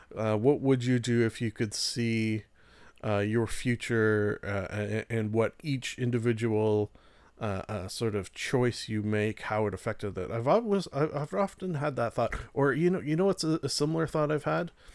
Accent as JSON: {"language": "English", "country": "Canada", "said": "I'm Canadian"}